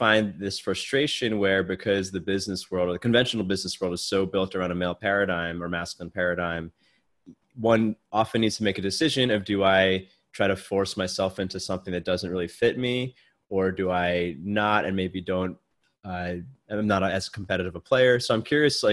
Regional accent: United States; I'm American

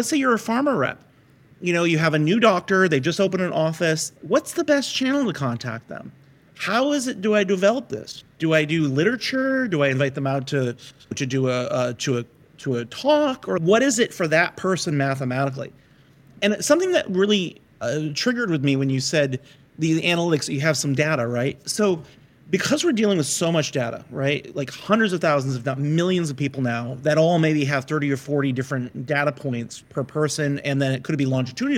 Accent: United States; we're American, we're capitalists.

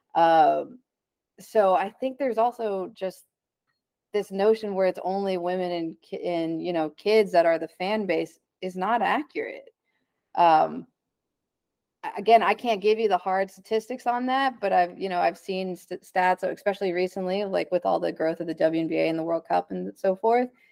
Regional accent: Dallas, Texas, United States; I'm from Dallas

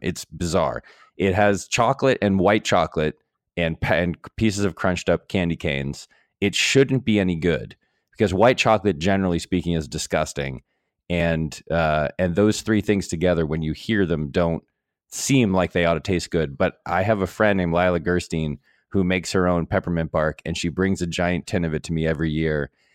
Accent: New England, United States; I'm from New England

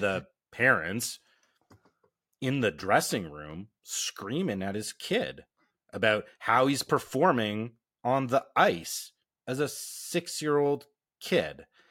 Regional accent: Canada; being Canadian

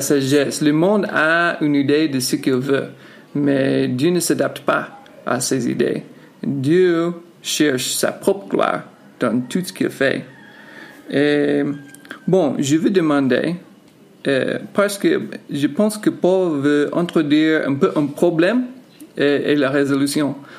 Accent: United States; now in Yaoundé, Cameroon; je suis américain

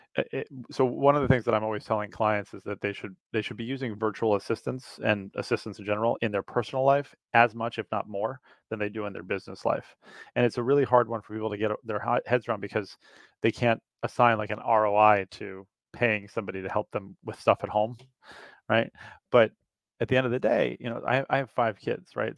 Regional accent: New York City, New York, United States; moved away as an adult; now in Princeton, United States; I grew up in New York City

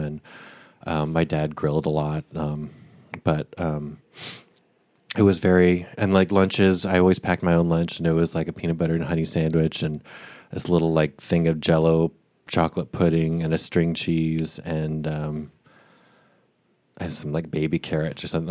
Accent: Boise, Idaho, United States; moved away as an adult; I grew up in Boise, Idaho, um, from where I was born through age eighteen when I left for college.

